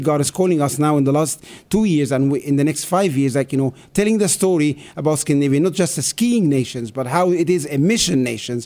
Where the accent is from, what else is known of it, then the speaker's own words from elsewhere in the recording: Cairo, Cairo Governorate, Egypt; moved away as an adult; also born or lived in Norway; I am a city boy. I grew up in Cairo, in north of Cairo